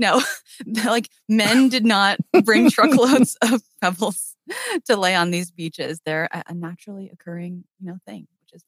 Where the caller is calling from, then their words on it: Brighton, South East England, United Kingdom; also born or lived in London; I'm calling in from the lovely Brighton, UK. It's a seaside town, sort of a straight shot south from London. We escaped here sort of during the pandemic when London was scarier.